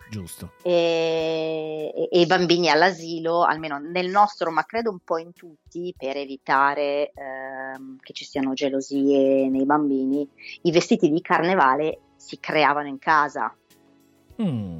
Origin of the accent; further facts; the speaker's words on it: Milan, Lombardy, Italy; io credo di essere una delle poche milanesi doc, nel senso mm. che ho mm. mamma e papà nati entrambi a Milano